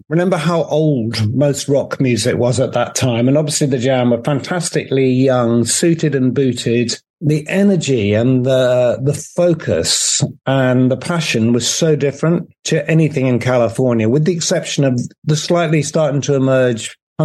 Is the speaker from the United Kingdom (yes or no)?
yes; United Kingdom; as a Brit abroad